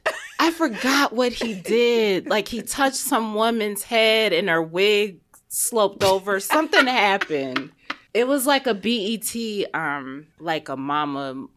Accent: Syracuse, New York, United States; moved away; So her parents are from my hometown. Well, they're from Jamaica, but they settled in Syracuse, New York.

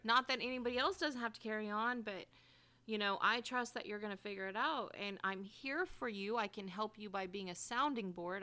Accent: Bay Area, California, United States; I grew up in the Bay Area.

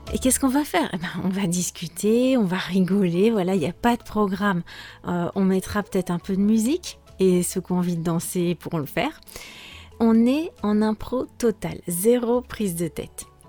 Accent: France; je suis française

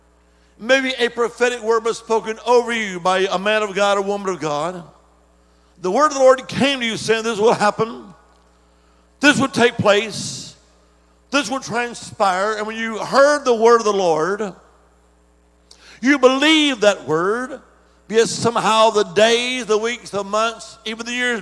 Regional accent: Alabama, United States; also born or lived in Dominican Republic; now in Virginia, United States; originally I'm from the Holy Land. I am Alabama

